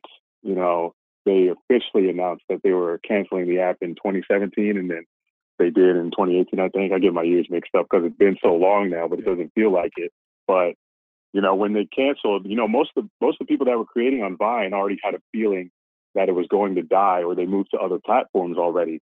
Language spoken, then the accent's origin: English; Florida, United States; also born or lived in Pennsylvania / Boca Raton, Florida; I've been in Florida my entire life, pretty much. Moved here from Pennsylvania when I was 3